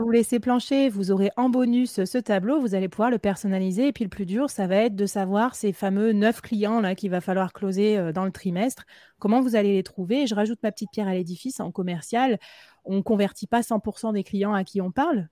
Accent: Bordeaux, Nouvelle-Aquitaine, France; now in Nantes, France; Je viens de Bordeaux, mais maintenant j'habite à Nantes

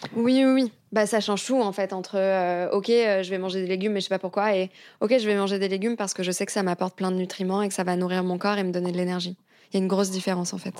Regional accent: near Paris, Île-de-France, France; moved away as an adult; also born or lived in London; J'ai grandi à côté de Paris

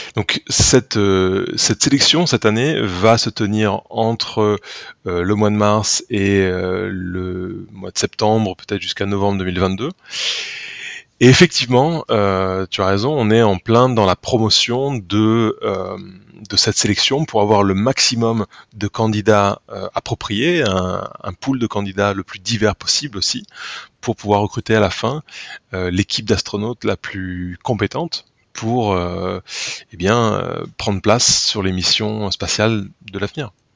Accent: Tulle, Nouvelle-Aquitaine, France; J'y suis né déjà je suis né à Tulle en 1982

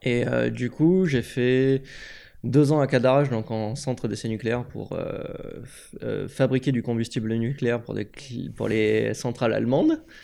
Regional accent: Aix-en-Provence, Provence-Alpes-Côte d'Azur, France; moved away as an adult; also born or lived in Grenoble; je suis originaire d'Aix-en-Provence

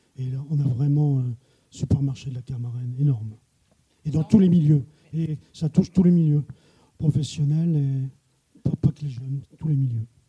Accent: Plougastel-Daoulas, Brittany, France; also born or lived in Paris; now in Rennes, France; moi je suis de Pougastel

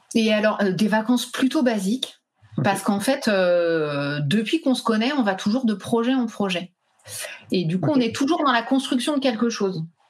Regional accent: Île-de-France, France; moved away as an adult; also born or lived in Pyrenees; Nous, à la base, on est d'Île-de-France

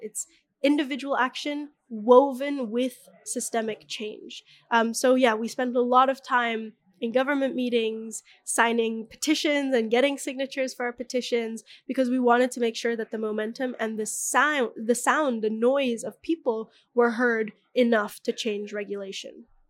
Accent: Bali, Indonesia; the way that I was raised in Bali

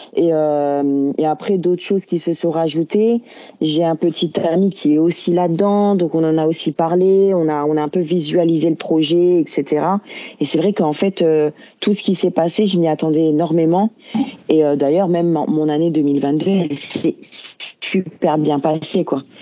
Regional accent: France; now in Belgium; je suis française de base, je suis venue en Belgique

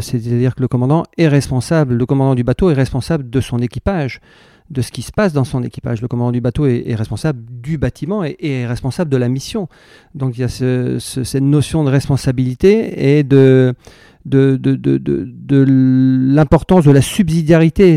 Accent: Brittany, France; je suis breton et que, à quatre ans, j'étais sur un bateau

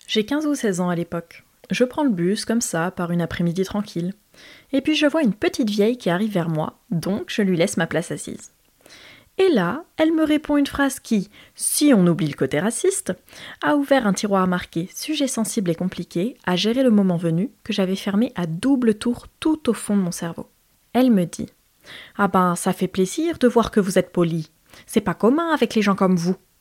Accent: Limoges, Nouvelle-Aquitaine, France; 16 ans, lycéenne, Limoges, ma mère est blonde, française

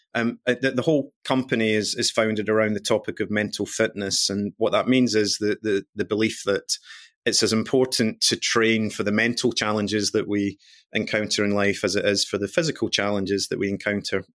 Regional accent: Glasgow, Scotland, United Kingdom; I'm Scottish born and bred, come from Glasgow

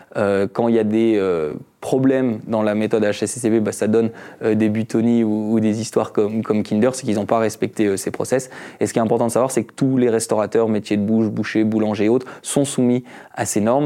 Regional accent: France; moved away as an adult; also born or lived in Switzerland; je suis français, j'ai fait mon bac en France.

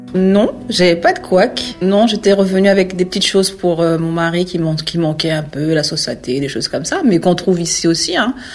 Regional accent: French Guiana; moved away

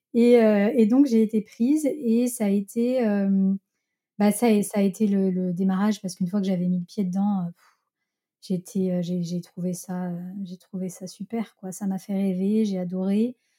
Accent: Lyon, Auvergne-Rhône-Alpes, France; je suis lyonnaise, donc j'ai habité à Lyon euh, chez mes parents

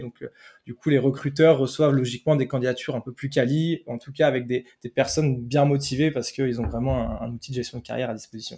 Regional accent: Brittany, France

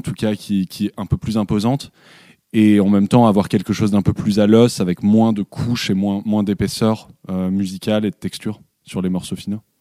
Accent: Paris, Île-de-France, France; sur la terrasse de mes parents, donc là où j'ai grandi euh, à Belleville, à Paris

